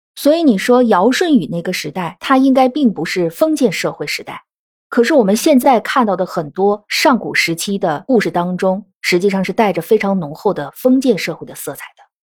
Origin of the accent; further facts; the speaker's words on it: China; 我们中国人